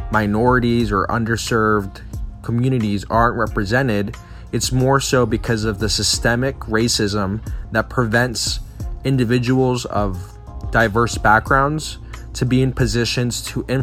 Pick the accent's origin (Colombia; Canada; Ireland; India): Colombia; Medellín, Antioquia; I was born in Medellin, Colombia, and therefore I identify as Hispanic and or Latino.